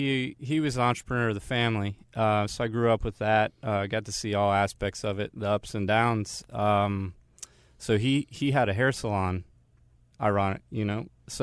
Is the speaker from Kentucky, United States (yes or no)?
no; Maryland, United States; I grew up in Maryland.